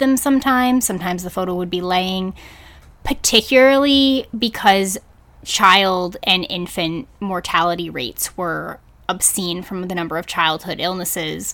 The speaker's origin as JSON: {"language": "English", "region": "New England", "country": "United States", "moved": "yes", "said": "I'm originally from New England"}